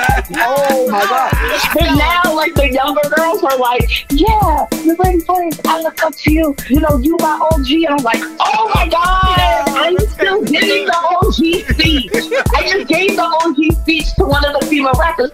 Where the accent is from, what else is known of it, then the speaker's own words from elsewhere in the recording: Boston, Massachusetts, United States; I'm a third generation Bostonian. I'm from Dorchester